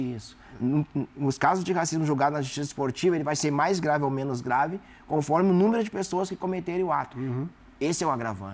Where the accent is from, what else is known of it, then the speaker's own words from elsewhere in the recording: South Region, Brazil; eu sou do sul do Brasil